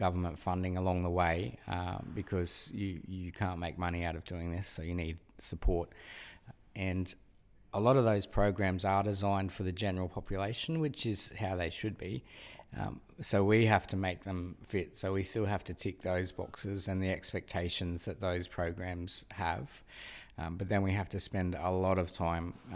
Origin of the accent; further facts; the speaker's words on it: Australia; moved away as an adult; also born or lived in Sydney, New South Wales / Brisbane, Queensland; now in Cloncurry, Australia; I'm a city boy, born and bred in Sydney and then Brisbane.